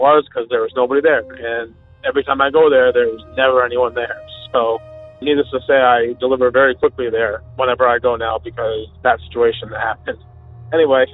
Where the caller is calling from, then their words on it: Vermont, United States; I'm calling from Vermont